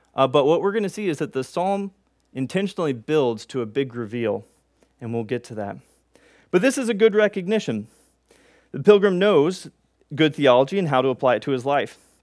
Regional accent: Texas, United States; we're from Texas

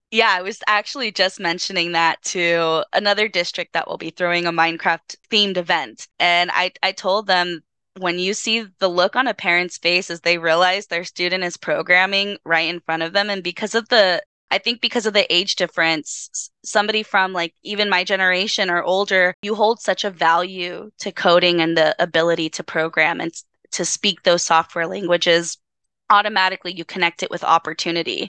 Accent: Los Angeles, California, United States; product of Los Angeles, born and raised in East LA.

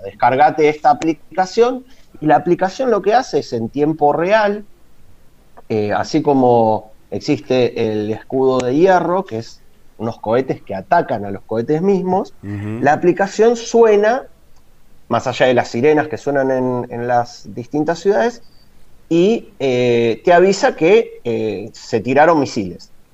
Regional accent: La Plata, Buenos Aires Province, Argentina; moved away as an adult; now in Rishon LeZion, Israel; yo me fui de La Plata a Buenos Aires hace unos 20 años

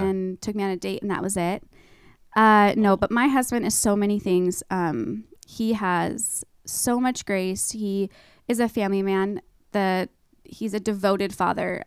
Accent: East Wenatchee, Washington, United States; I'm born and raised in Wenatchee

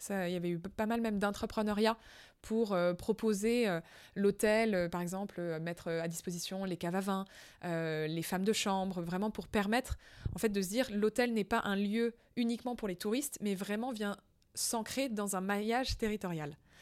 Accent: France; je suis française

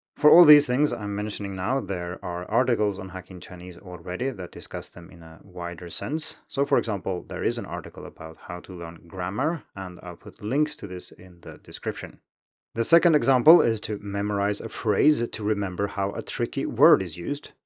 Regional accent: Sweden; first language Swedish; English is a second language; my native Swedish

